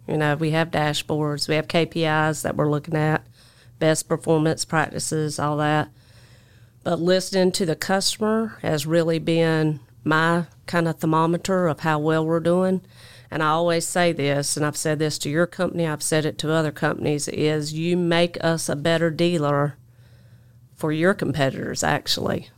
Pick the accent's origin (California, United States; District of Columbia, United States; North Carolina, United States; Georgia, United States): North Carolina, United States; Jacksonville; accent: twang; also born or lived in Alabama; I grew up in Jacksonville, North Carolina